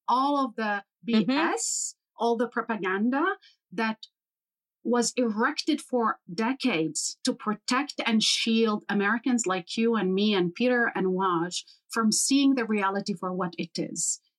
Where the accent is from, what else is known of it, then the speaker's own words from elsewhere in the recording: Jerusalem, Jerusalem District, Israel; also born or lived in Haifa; So I, you know, I grew up actually in Jerusalem, in East Jerusalem, under military occupation. My own family was from a city called Haifa and from Jerusalem. My mother was an Israeli citizen. I was born in Haifa, and thus I have an Israeli citizenship.